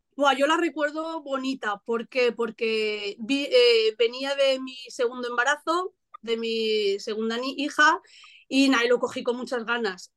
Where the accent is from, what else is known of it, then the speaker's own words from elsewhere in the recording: La Hoya de Buñol, Valencian Community, Spain; ¿por qué no hace un equipo en mi pueblo?